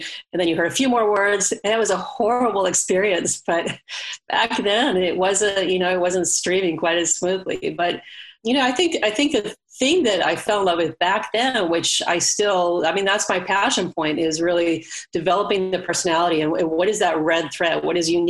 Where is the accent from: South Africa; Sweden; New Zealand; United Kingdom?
Sweden; now in California, United States; I grew up in Sweden, to go way back. I moved over to California and decided to go to college here.